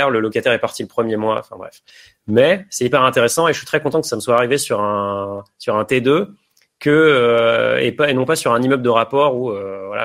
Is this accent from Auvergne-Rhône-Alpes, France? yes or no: yes; Chambéry, Auvergne-Rhône-Alpes, France; J'ai investi à Chambéry, qui est ma ville natale.